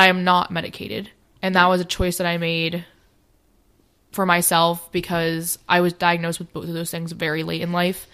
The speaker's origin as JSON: {"language": "English", "town": "New York City", "region": "New York", "country": "United States", "tie": "born or raised there", "moved": "yes", "lives_now": "Maryland, United States", "said": "I grew up in New York City"}